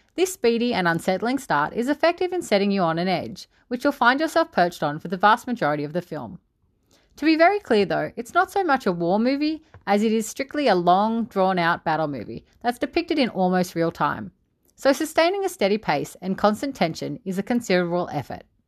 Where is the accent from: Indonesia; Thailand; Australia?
Australia; As an Aussie